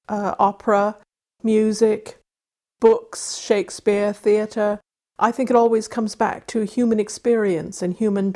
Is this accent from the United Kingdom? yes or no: yes; Wales, United Kingdom; also born or lived in Arizona, United States; I grew up in Wales on the island of Anglesey, and I grew up in Arizona out in the desert with all the saguaro cactus and the coyotes